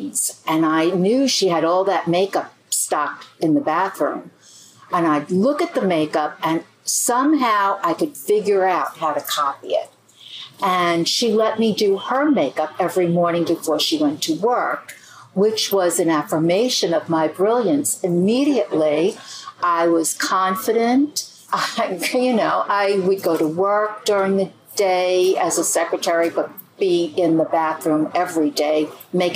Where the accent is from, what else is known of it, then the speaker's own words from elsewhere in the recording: New York City, New York, United States; I grew up very close to New York City on Staten Island.